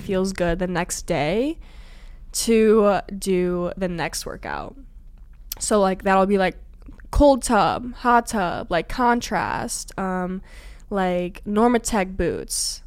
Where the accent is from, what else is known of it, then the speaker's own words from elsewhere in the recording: Illinois, United States; I'm from Illinois